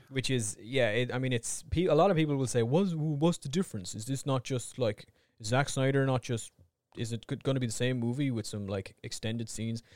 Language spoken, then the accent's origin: English; Ireland; we're Irish